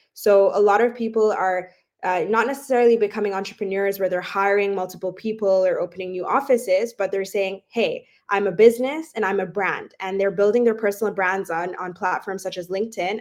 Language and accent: English; Dubai, United Arab Emirates; moved away; also born or lived in Toronto, Canada / London, United Kingdom; I myself, I'm Canadian, but I actually grew up in Dubai